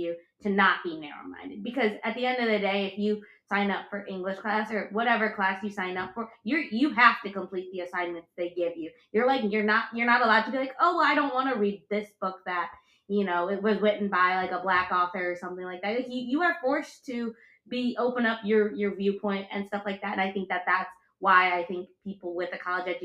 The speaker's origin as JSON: {"language": "English", "area": "suburbs of Chicago", "region": "Illinois", "country": "United States", "tie": "born or raised there", "moved": "as an adult", "said": "growing up in the suburbs of Chicago where we were"}